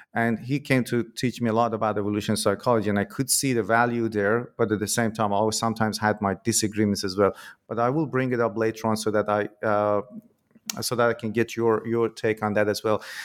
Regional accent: Iran; moved away; I'm originally from Iran in my country

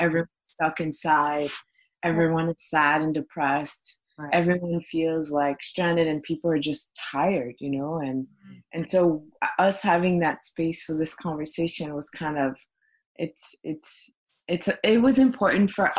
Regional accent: Brussels, Brussels-Capital Region, Belgium; moved away as an adult; now in United States; I grew up in Belgium, Brussels, Belgium, and I moved to the States in 2008.

